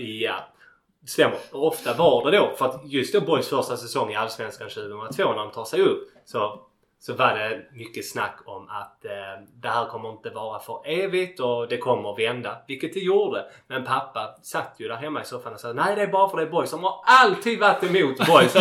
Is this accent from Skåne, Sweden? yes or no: yes; Landskrona, Skåne, Sweden; jag är född och uppvuxen i Landskrona och, och bor kvar här ännu.